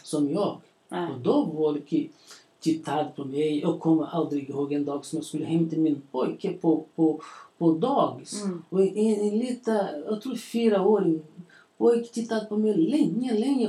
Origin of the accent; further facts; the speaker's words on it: Belo Horizonte, Minas Gerais, Brazil; Swedish is a second language; moved away as an adult; now in Borlänge, Sweden; jag är uppväxt i, i Brasilien, ja. i en stor stad. stor, den heter Belo Horizonte